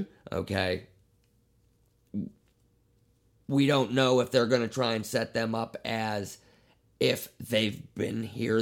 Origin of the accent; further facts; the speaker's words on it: Pittsburgh, Pennsylvania, United States; We're from Pittsburgh, Pennsylvania